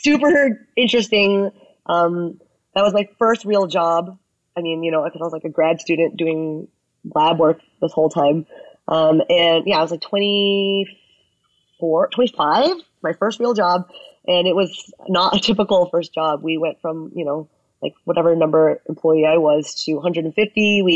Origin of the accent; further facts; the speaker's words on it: United States; I'm Chinese American